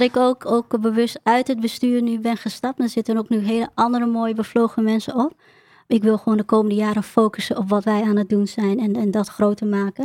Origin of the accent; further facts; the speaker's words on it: Emmen, Drenthe, Netherlands; also born or lived in Groningen; ik kom uit het noorden, eh, ik kom uit Emmen en ik werkte veel in Groningen